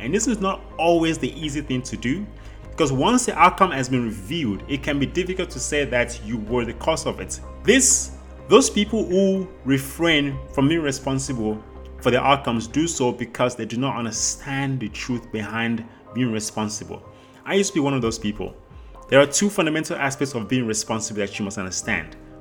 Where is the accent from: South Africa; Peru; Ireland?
South Africa; I grew up in South Africa, which is where I currently live.